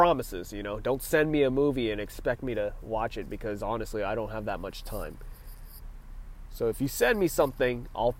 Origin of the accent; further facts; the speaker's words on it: California, United States; I'm from California